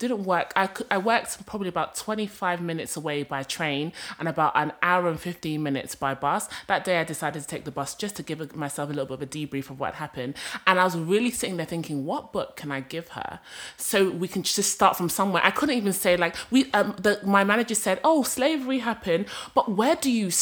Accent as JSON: {"language": "English", "country": "Rwanda", "moved": "yes", "said": "I'm from Rwanda"}